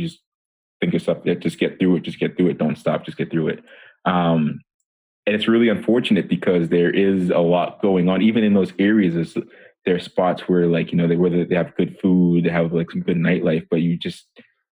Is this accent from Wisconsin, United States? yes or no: no; Methuen, Massachusetts, United States; also born or lived in Monrovia, Liberia; growing up in Methuen, Massachusetts